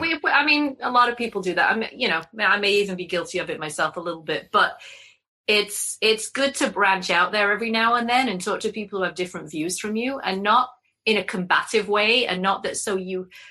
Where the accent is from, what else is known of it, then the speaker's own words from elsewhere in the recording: England, United Kingdom; now in Connecticut, United States; as an English person